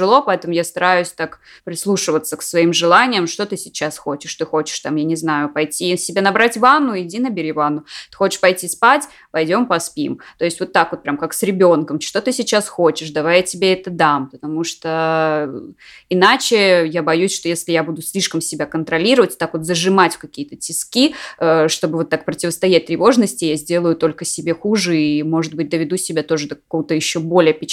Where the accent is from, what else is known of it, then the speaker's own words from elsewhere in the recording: France; когда я улетала домой, я из Франции